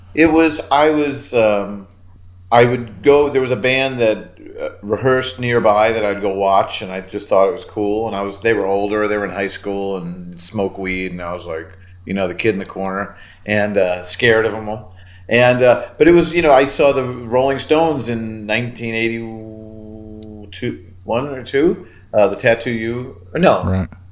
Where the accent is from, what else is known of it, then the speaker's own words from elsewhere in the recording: Orland Park, Illinois, United States; I'm in the house that I grew up in right now